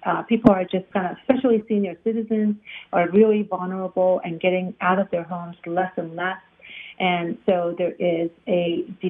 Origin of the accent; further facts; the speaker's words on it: Iran; now in United States; I'm originally from Iran. So I migrated to the United States because of the revolution in Iran